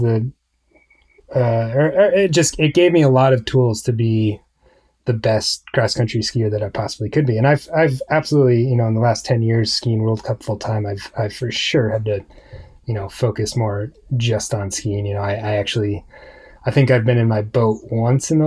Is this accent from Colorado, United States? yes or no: yes; Aspen, Colorado, United States; growing up in Aspen